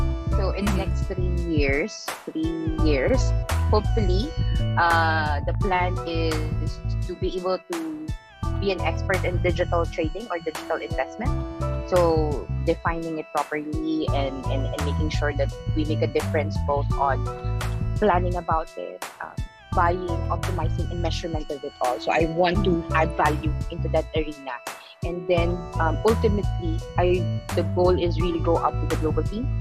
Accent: Philippines; moved away as an adult; also born or lived in Indonesia / Singapore / China; I'm really from the Philippines, like born bred from the Philippines

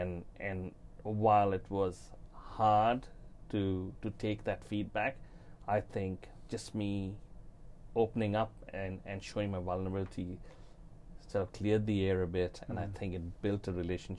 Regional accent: Fiji; now in New Zealand; I'm sort of from Fiji, I came across to New Zealand.

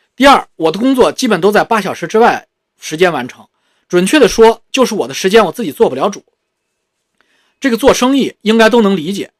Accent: China; moved away as an adult; also born or lived in Beijing; 我们中国人从小就接受教育，包括父母给我们的教育

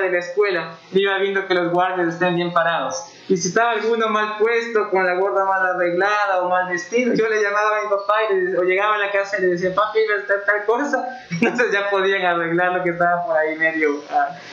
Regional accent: Ecuador; Yo les decía de Ecuador

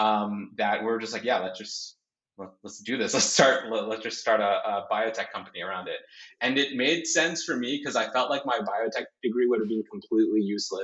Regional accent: Canada; I was born in Canada, and as you are aware, Canada is very diverse

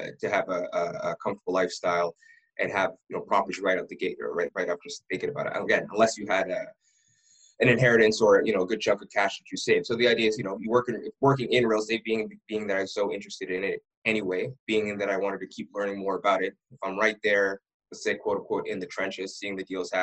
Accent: Ottawa, Ontario, Canada; I was born and raised in Ottawa

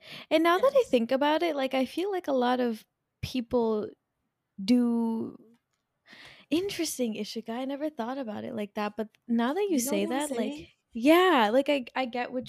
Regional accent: United States; growing up in America

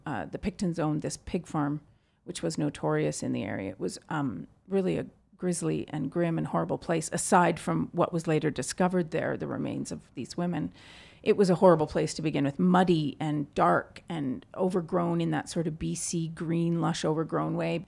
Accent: Vancouver, British Columbia, Canada; my hometown, Vancouver

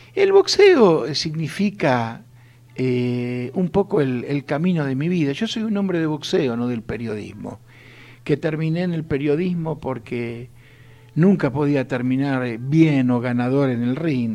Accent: Mercedes, Buenos Aires Province, Argentina; mi infancia en Mercedes cuando uno con 7, 8 años ya iba a hacer los mandados

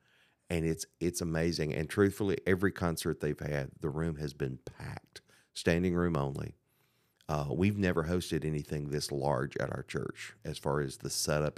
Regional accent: Murfreesboro, Tennessee, United States; It was actually my hometown, Murfreesboro, Tennessee, and it's college town.

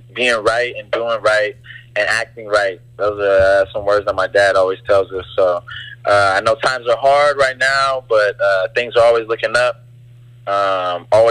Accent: Gardena, California, United States; moved away; also born or lived in Hawaii; We grew up in Gardena, California. We went to Hawaii like every summer growing up and then ended up moving there in about 2007.

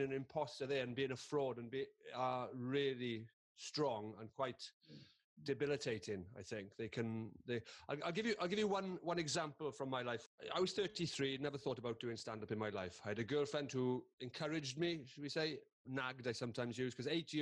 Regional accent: Carmarthen, Wales, United Kingdom; I am just a bloke from Carmarthen who went to a comprehensive school

